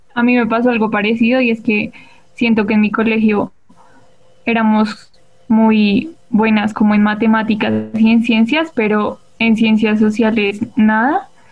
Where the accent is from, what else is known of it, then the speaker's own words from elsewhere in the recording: Bogotá, Colombia; soy de Bogotá